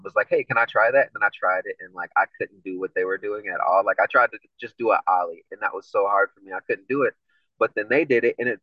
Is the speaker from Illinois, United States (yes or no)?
yes; Evanston, Illinois, United States; I grew up in Evanston, Illinois, which is like right next to Chicago.